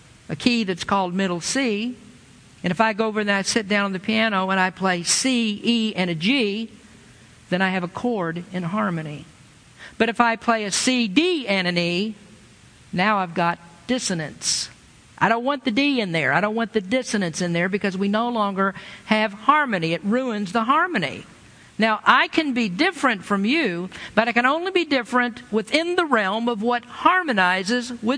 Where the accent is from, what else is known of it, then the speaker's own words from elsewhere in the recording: Lexington, Kentucky, United States; moved away; I grew up in the South a long time ago and without cultural diversity